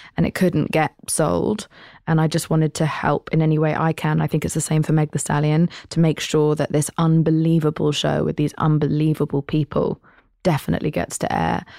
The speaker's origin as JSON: {"language": "English", "country": "United Kingdom", "said": "I'm British."}